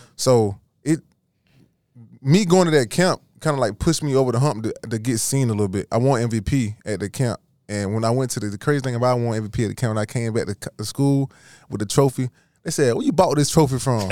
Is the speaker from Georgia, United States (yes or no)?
yes; Georgia, United States; I'm from Georgia